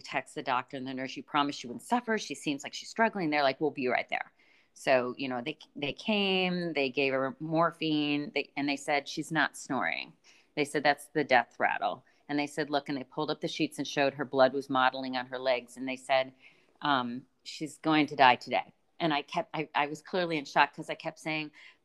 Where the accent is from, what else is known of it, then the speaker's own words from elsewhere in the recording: Boston, Massachusetts, United States; moved away; I'm from Boston